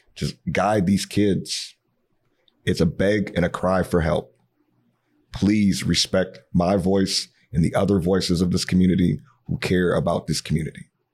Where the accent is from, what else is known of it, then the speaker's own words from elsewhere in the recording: Cincinnati, Ohio, United States; now in Minneapolis, United States; I'm not from Minneapolis. I'm from Cincinnati originally, but I call this home.